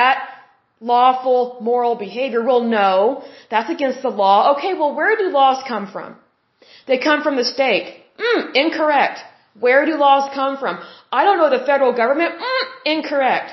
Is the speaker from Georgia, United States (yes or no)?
no; Oklahoma, United States; I'm born and raised in Oklahoma, and I went to a university here in Oklahoma